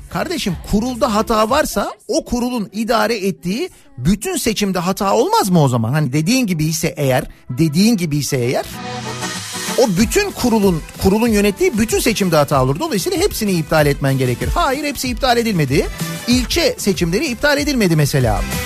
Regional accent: Istanbul, Turkey; Bir İstanbullu olarak

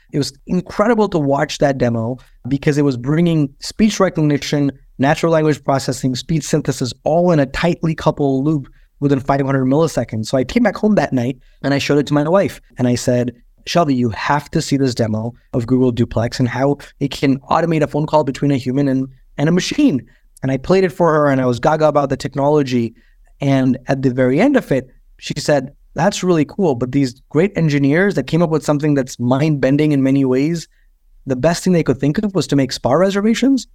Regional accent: India; moved away; I grew up in India

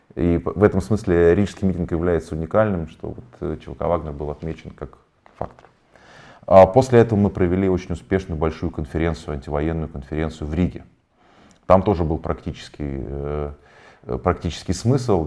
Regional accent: Tomsk, Tomsk Oblast, Russia; moved away; я из Томска

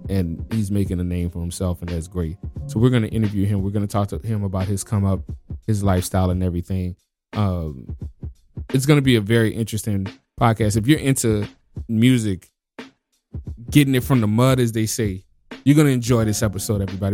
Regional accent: New Orleans, Louisiana, United States; now in Washington, United States; I'm from New Orleans

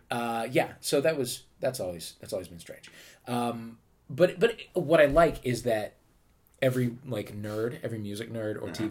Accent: St. Louis, Missouri, United States; St. Louis, sure.

